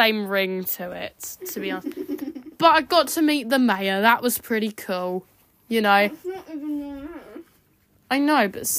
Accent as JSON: {"language": "English", "country": "United Kingdom", "said": "We're British"}